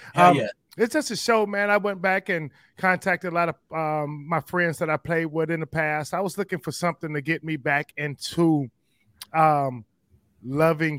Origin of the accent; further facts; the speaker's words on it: Cleveland, Ohio, United States; I grew up in Cleveland